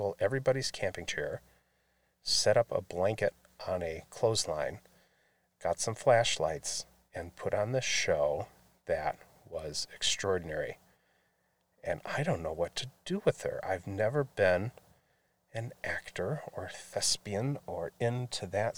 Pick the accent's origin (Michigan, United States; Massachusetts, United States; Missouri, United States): Michigan, United States; Grand Blanc; also born or lived in Flint, Michigan; I was raised nearby, just south of Flint, in Grand Blanc